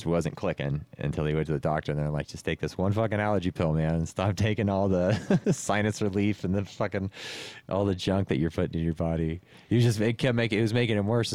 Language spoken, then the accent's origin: English; California, United States; now in Las Vegas, United States; We grew up in California